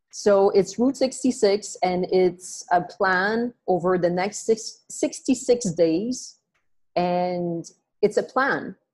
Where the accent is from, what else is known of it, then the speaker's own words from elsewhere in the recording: Montreal, Quebec, Canada; moved away as an adult; now in Vancouver, Canada; I was born and raised in Montreal, in Canada